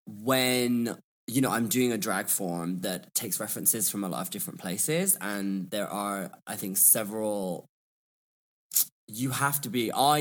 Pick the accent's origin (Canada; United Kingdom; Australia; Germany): United Kingdom; Birmingham, West Midlands; also born or lived in London; I am from Birmingham, or Birmingham, as we call it. And I just feel like my accent kind of evolved when I studied in London.